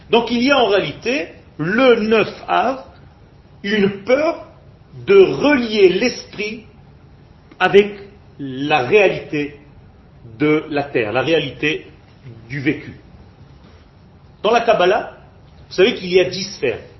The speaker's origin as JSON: {"language": "French", "country": "France", "tie": "born or raised there", "moved": "yes", "lives_now": "Israel", "said": "J'ai peur de ne pas retrouver la culture avec laquelle j'ai grandi. Je viens de France."}